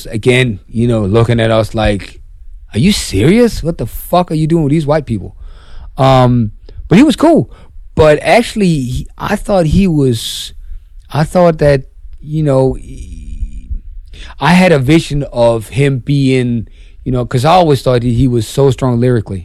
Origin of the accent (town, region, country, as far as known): Denmark